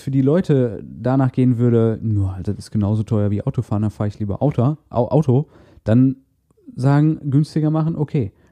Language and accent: German; Castrop-Rauxel, North Rhine-Westphalia, Germany; Ich bin immer von, von Kastrop, von meiner Heimatstadt aus nach Essen gependelt.